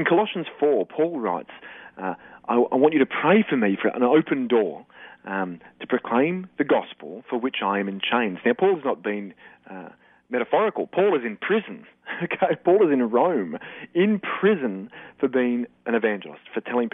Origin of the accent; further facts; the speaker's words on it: Australia; also born or lived in Darwin; we're Aussie men